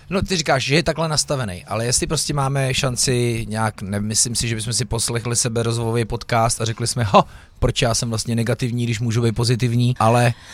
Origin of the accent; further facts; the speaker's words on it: Louny, Ústí nad Labem Region, Czechia; jsem rodák z Loun